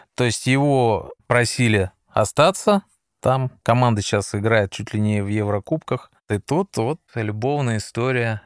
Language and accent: Russian; Moscow, Russia; я москвич, поэтому, естественно, я останусь на все выходные. Как говорится, здесь мой дом, здесь угу. моя мама